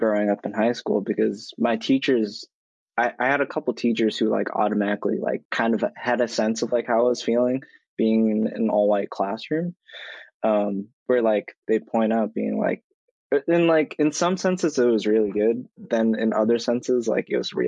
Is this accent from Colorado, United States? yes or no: no; Stoughton, Massachusetts, United States; also born or lived in Dorchester, Massachusetts; now in Boston, United States; growing up in Stoughton